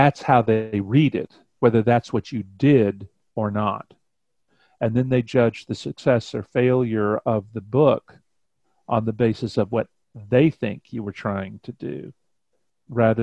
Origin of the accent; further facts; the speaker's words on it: Cleveland, Ohio, United States; moved away; I was born in Cleveland